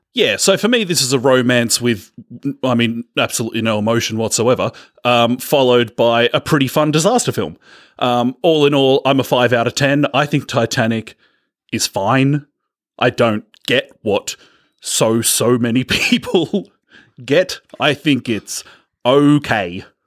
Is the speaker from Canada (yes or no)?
no; Australia; We're from Australia